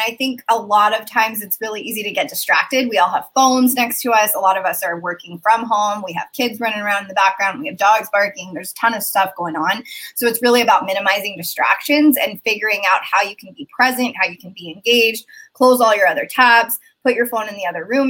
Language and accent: English; Turkey; now in United States; Yeah, so I'm a first generation immigrant. I come from Turkey. I have dual citizenship in Turkey. My whole family lives there.